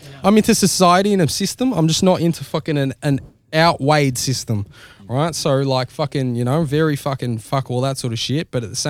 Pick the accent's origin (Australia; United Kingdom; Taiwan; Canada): Australia; Melbourne, Victoria; we're from Melbourne